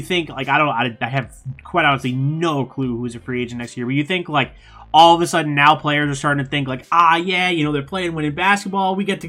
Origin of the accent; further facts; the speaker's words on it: New York, United States; born and raised in New York.